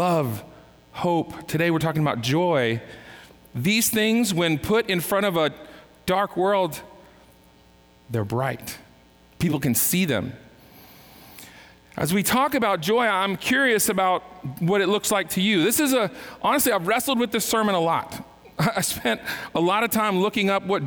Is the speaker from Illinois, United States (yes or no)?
no; California, United States; I was born in California